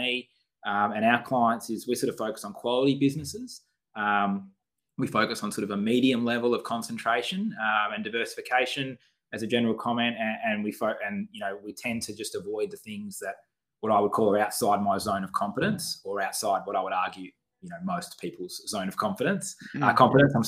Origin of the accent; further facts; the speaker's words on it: Western Australia, Australia; moved away; I'm from Western Australia originally as well